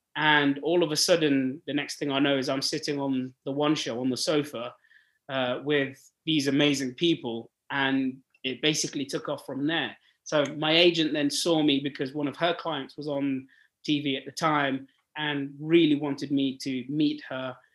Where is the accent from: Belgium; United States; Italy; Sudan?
Sudan; moved away; I'm born and bred in Africa. I'm born in Sudan, uh, and I grew oh. up there